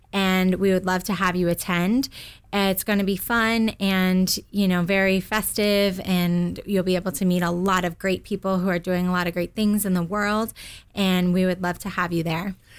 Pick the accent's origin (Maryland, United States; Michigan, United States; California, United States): California, United States; Southern; I grew up in Southern California